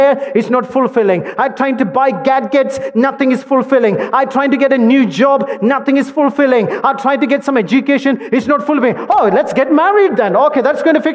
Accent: India; As an Indian

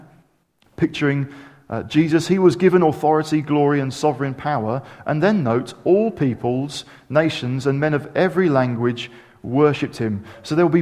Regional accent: United Kingdom; I'm a Christian and I happen to be British

